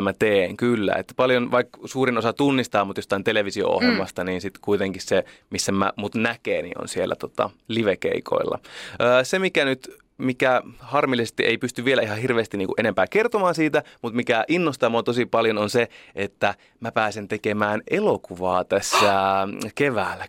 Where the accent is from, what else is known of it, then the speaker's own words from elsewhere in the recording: Oulu, North Ostrobothnia, Finland; moved away; mä oon Oulusta